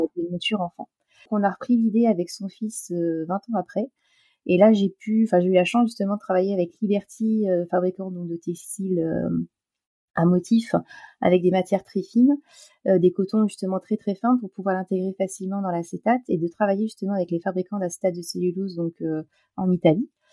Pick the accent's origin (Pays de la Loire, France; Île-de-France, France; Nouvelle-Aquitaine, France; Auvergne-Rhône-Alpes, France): Nouvelle-Aquitaine, France; La Rochelle; je suis de La Rochelle